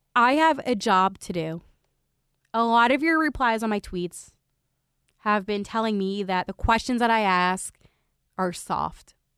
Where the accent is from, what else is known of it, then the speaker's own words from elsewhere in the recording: Philadelphia, Pennsylvania, United States; as a reporter, and as also a Philadelphian